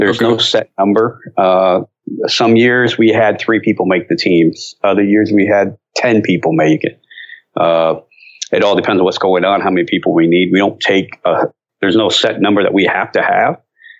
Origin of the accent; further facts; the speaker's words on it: near Cleveland, Northern Ohio, United States; now in North Carolina, United States; I come from Ohio. Okay. Northern Ohio, up near Cleveland.